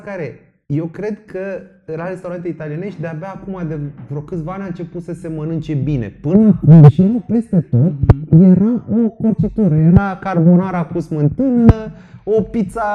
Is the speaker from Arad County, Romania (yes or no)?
no; Bucharest, Romania; eu cât am crescut în București